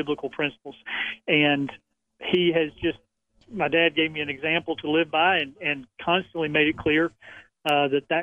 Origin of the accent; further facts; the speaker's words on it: LaGrange, Georgia, United States; moved away as an adult; now in Raleigh, United States; I grew up in LaGrange, have been there except for a time away at college, my first 3 years of marriage. I've been there all my life.